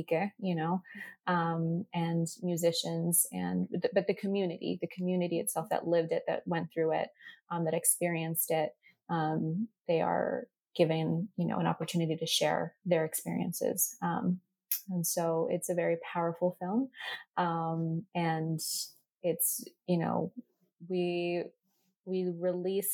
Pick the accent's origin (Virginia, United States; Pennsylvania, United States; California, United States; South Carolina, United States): Virginia, United States; Arlington; I was born here in the United States, so I'm first generation. And so I've been here since I've been born, over 25 years. And I born and raised in Arlington, Virginia